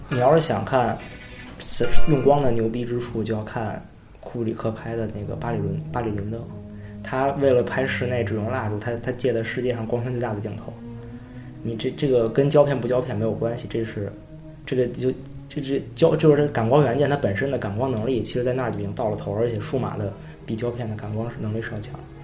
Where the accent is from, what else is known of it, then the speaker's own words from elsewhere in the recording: China; 我作为一个中国人